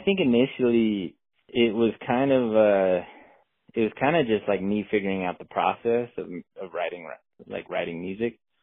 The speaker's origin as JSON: {"language": "English", "region": "Utah", "country": "United States", "tie": "born or raised there", "said": "I'm from Utah, so grew up hunting elk and deer, antelope, a little bit of everything"}